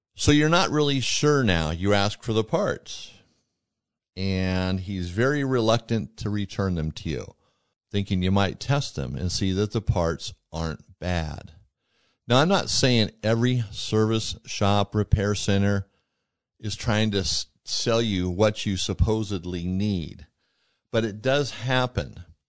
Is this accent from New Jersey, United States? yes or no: no; Yuma, Arizona, United States; also born or lived in Welton, Arizona; now in Montana, United States; I'm from Yuma, Arizona, moved from Arizona to Montana